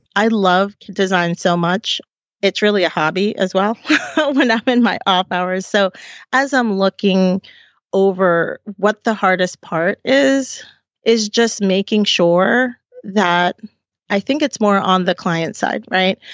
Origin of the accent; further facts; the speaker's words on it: Silver Spring, Maryland, United States; also born or lived in Puerto Rico; we came when I was two, and we moved to Silver Spring